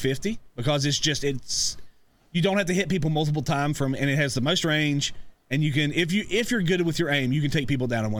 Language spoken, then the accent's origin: English; East Tennessee, United States; I'm from East Tennessee because I am